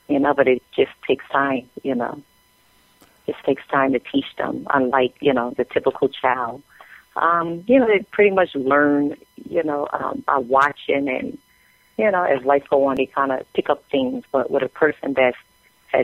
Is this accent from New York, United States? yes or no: yes; New York City, New York, United States; I'm originally from Brooklyn, New York, and, grew up in projects in Brooklyn